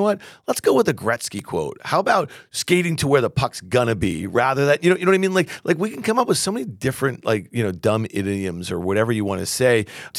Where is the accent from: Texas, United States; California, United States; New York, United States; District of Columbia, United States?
New York, United States; Camillus; In Syracuse. That's my hometown.